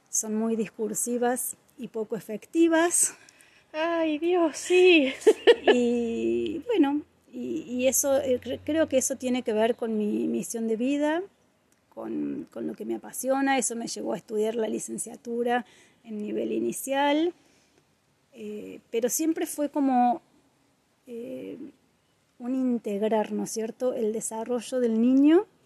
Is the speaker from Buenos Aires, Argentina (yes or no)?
no; Córdoba, Argentina; moved away as an adult; now in Villa Carlos Paz, Argentina; soy mujer, soy Carlos Pacense, en realidad soy cordobesa, pero hace muchos años que vivo acá en Carlos Paz.